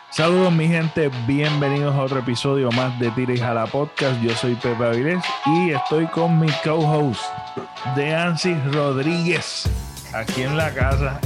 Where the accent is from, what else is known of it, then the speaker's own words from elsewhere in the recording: Puerto Rico; nosotros, que pues, somos una colonia de Estados Unidos